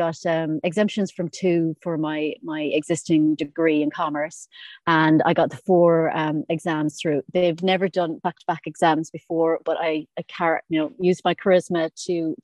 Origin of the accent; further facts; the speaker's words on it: Ireland; moved away as an adult; now in Isle of Man; I'm originally from Ireland